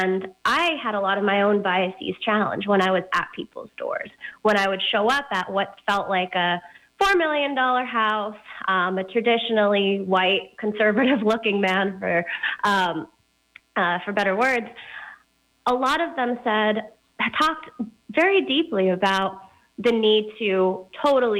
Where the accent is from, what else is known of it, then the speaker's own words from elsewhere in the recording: Fremont, California, United States; also born or lived in Stanford, California; now in Oakland, United States; So I was born in Fremont, a little outside of Oakland. I spent most of my childhood there